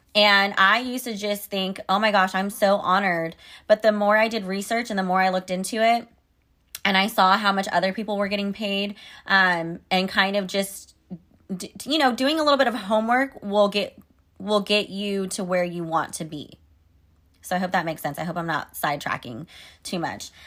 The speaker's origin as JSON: {"language": "English", "town": "Sacramento", "region": "California", "country": "United States", "tie": "born or raised there", "said": "I live in Sacramento, California, and the California State Capitol is actually here in my hometown"}